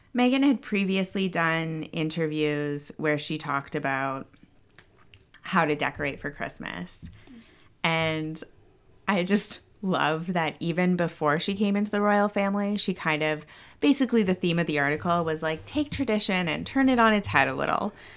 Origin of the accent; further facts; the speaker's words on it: Canada; moved away; my home country of Canada